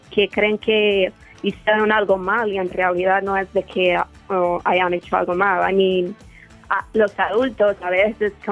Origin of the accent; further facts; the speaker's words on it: Guanajuato, Mexico; now in United States; Ah, de Guanajuato.